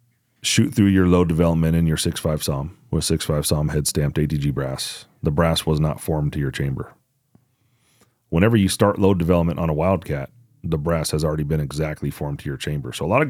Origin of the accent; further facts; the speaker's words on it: Georgia, United States; born there; Yeah. I was born in Georgia, so I could.